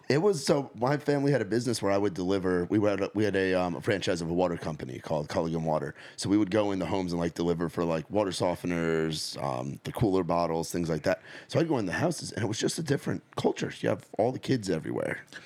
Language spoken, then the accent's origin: English; New City, New York, United States; I grew up in a town called New City, New York, in Rockland County, New York